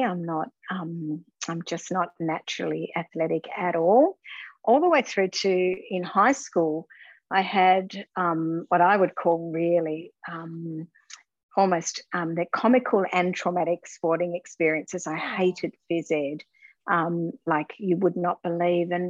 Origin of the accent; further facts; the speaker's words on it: Launceston, Tasmania, Australia; I'm what I say, Launceston born and bred. So I was born in Launceston and went to Riverside Primary School, Riverside High School and Launceston College